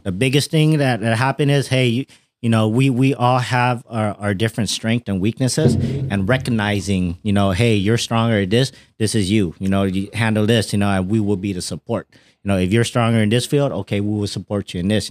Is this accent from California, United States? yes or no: yes; Fresno, California, United States; I'm from Fresno